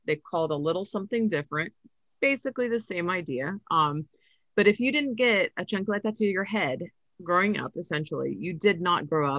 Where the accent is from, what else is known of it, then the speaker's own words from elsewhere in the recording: Philippines; I've always had the explaining why … because I'm Filipino